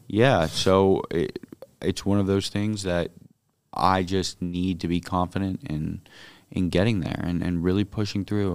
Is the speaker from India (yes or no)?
no; Miami, Florida, United States; my hometown and the district I was born in, grew up